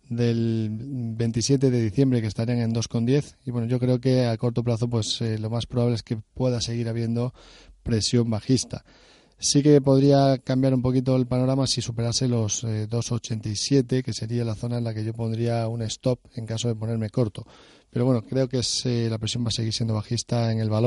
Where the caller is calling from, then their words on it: Basque Country, Spain; Soy un pequeño de Guipúzcoa.